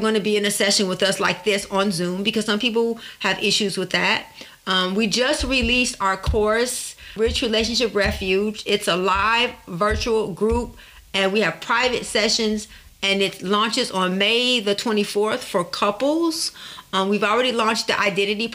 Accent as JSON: {"language": "English", "town": "Detroit", "region": "Michigan", "country": "United States", "tie": "born or raised there", "said": "I grew up in Detroit and I grew up not having a lot."}